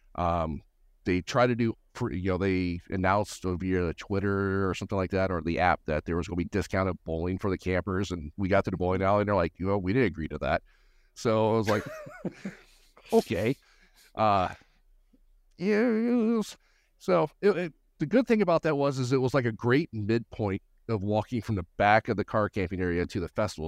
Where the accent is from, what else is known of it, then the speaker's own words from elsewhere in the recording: Gallatin, Tennessee, United States; I'm just north Nashville, up in, uh, Gallatin, Tennessee